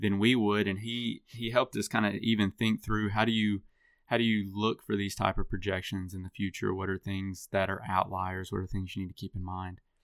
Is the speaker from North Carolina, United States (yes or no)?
no; Dickson, Tennessee, United States; also born or lived in Lexington, Tennessee; I grew up in Middle Tennessee and Dixon, Tennessee